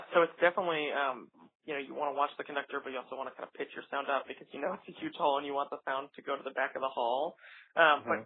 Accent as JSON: {"language": "English", "region": "New York", "country": "United States", "tie": "born or raised there", "said": "it's my hometown opera house"}